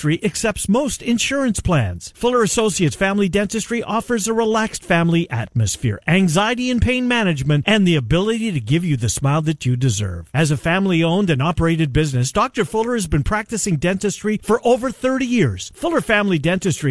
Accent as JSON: {"language": "English", "town": "Winnipeg", "region": "Manitoba", "country": "Canada", "tie": "born or raised there", "said": "I grew up in Winnipeg"}